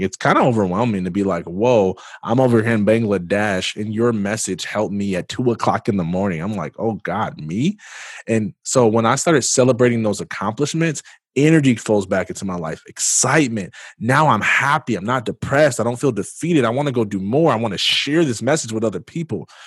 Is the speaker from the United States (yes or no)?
yes; Jackson, Michigan, United States; I am originally from Jackson, Michigan